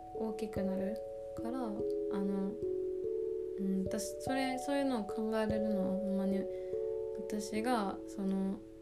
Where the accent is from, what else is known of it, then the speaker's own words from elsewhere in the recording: Japan; 生まれ育ちは日本